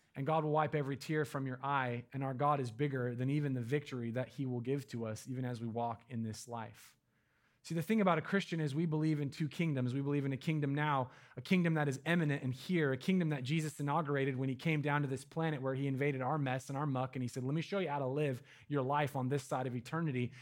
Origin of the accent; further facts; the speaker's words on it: Medford, Oregon, United States; now in Eugene, United States; my hometown in Medford